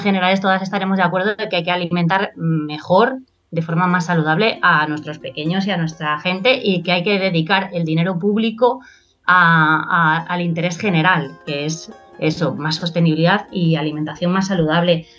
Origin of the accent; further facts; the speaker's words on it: Extremadura, Spain; como la mía, que yo vengo de Extremadura